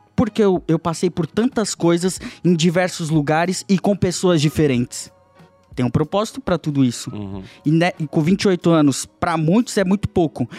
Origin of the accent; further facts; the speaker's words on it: São Vicente, São Paulo, Brazil; moved away; eu vim da comunidade de São Vicente, da Baixada Santista